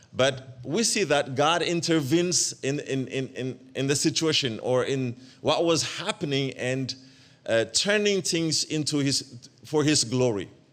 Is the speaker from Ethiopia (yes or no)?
yes; Ethiopia; moved away; also born or lived in Eritrea; I am originally from Eritrea, but I was born and raised up in Ethiopia.